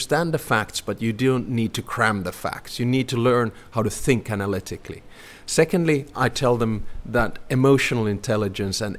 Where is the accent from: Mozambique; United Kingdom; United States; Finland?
Finland; Helsinki, Uusimaa; now in Espoo, Finland; Home is in Espoo, and for those of you who don't know, it's a city right next to Helsinki. I was born in Helsinki, only 3 kilometers away from